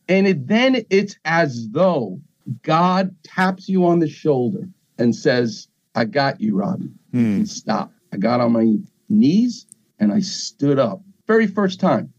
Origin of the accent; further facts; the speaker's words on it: New York, United States; moved away; I'm from New York